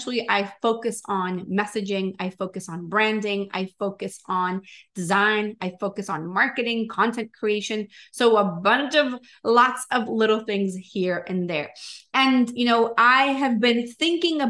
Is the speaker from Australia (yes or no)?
no; Venezuela; now in Miami, United States; I am originally from Venezuela, but I live in Miami